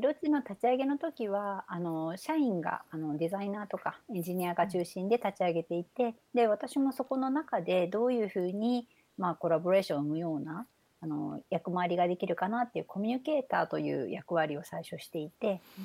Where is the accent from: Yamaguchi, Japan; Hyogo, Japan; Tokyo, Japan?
Yamaguchi, Japan; Ube; moved away as an adult; 生まれてから、まあ、高校まで山口県で過ごしたんですけど